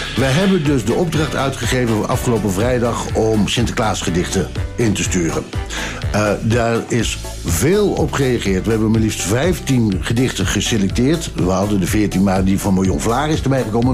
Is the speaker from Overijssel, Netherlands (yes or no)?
yes; Ommen, Overijssel, Netherlands; Ik kom dan uit Ommen, dat was dan niet zo ver van Deventer